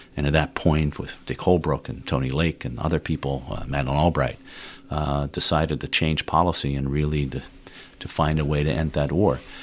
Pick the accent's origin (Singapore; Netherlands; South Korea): Netherlands; moved away as an adult; now in United States; I grew up in Holland, uh, Dutch parents